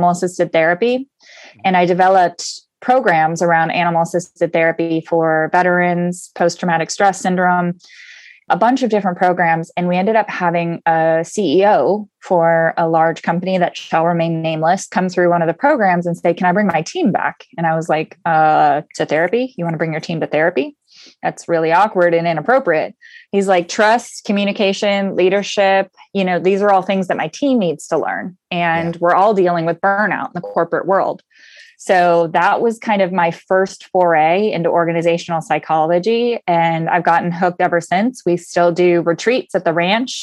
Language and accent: English; Southern California, United States; I was born and raised in Southern California. And so I'm a SoCal girl surfer